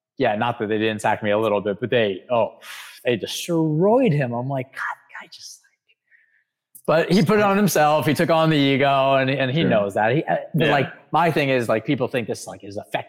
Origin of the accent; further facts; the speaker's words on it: New York, United States; I'm a New Yorker through and through.